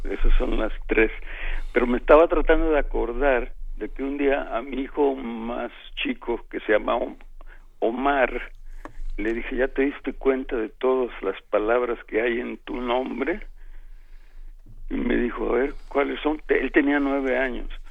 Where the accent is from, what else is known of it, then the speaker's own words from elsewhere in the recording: San Andrés Tuxtla, Veracruz, Mexico; now in Mexico City, Mexico; Había algo automático en que dejaba yo el tono de acá de, de la Ciudad de México para hablar como los pueblerinos de, de San Andrés